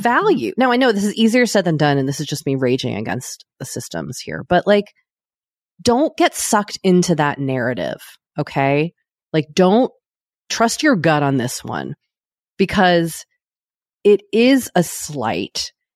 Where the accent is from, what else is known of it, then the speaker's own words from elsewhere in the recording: United States; speaking as an American